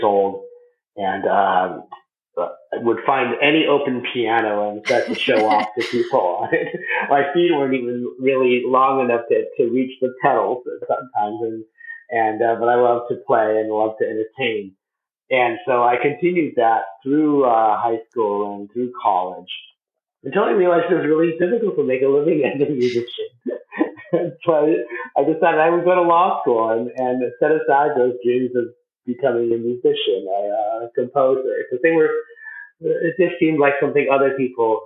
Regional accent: Arizona, United States; growing up in Arizona

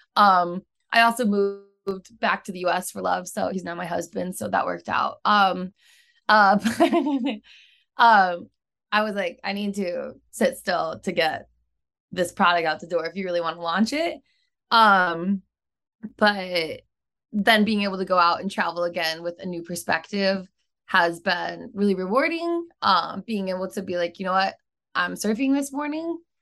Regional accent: Midwest, United States; moved away as an adult; also born or lived in Chicago / Sydney, Australia; now in San Diego, United States; I'm from the Midwest

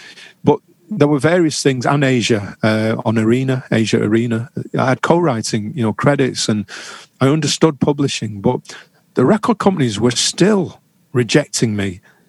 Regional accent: England, United Kingdom; as a British citizen who's lived, you know, born and bred in England?

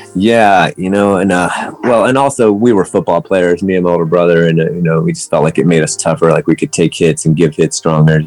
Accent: West Virginia, United States; moved away as an adult; also born or lived in Atlanta, Georgia; now in Los Angeles, United States; I live in Los Angeles for the last 30 years now, but I grew up in West Virginia. I was born in Atlanta, Georgia

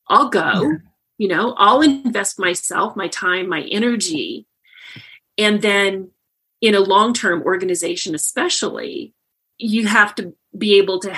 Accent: Indiana, United States; moved away as an adult; also born or lived in Boulder, Colorado; I grew up in Indiana, and I came to Boulder, Colorado to work at Rocky Flats

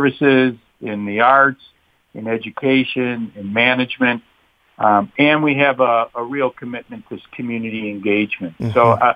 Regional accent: Rochester, New York, United States; moved away; I grew up in Rochester

